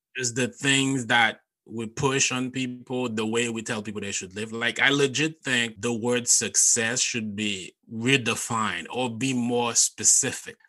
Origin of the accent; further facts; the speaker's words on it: Haiti; English is a second language; moved away as an adult; now in United States; I grew up in Haiti and growing up in my culture, we did not have stand up comedy. So I moved to the US in 2008 for college